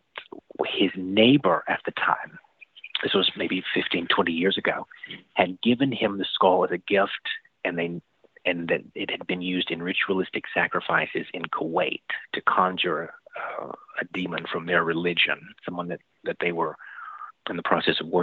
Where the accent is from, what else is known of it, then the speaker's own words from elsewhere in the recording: the rural South, United States; I was growing up in the South, the rural South, here in the Bible Belt